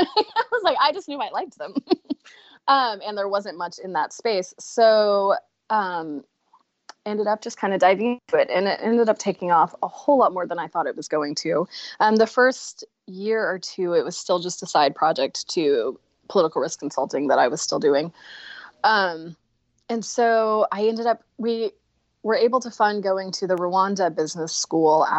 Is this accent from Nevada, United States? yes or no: no; Dallas, Texas, United States; moved away as an adult; also born or lived in Washington, D.C.; I grew up in Texas, went to A&M